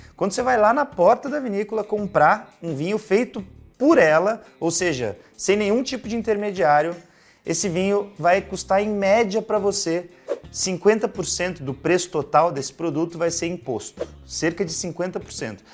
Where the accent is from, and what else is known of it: Brazil